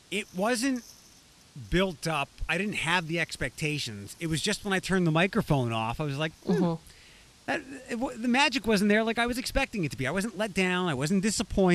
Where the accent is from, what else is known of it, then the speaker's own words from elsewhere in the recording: Allentown / Philadelphia area, Pennsylvania, United States; moved away; I was back home working in Allentown, but I also got to work at the station I grew up listening to in Philadelphia.